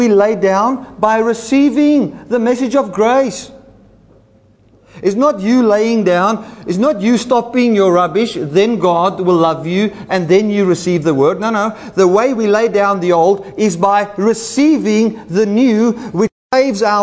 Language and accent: English; South Africa; first language Afrikaans; English is a second language; I'm a South Afrikaans-speaking Boersian